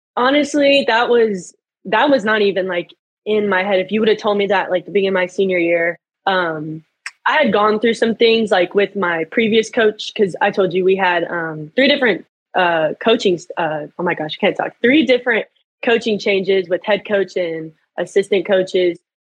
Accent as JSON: {"language": "English", "town": "Little Elm", "region": "Texas", "country": "United States", "tie": "born or raised there", "moved": "as an adult", "lives_now": "Edmond, United States", "said": "I've been in Little Elm my whole life. I went there from kindergarten to till I was a senior"}